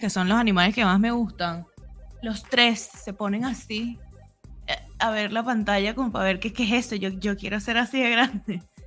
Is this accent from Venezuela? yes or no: yes; Venezuela; now in Argentina; somos venezolanos todos